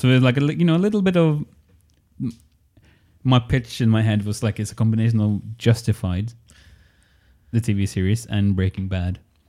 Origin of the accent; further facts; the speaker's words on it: Norway; English is a second language; There's 15,000 people living in my home city.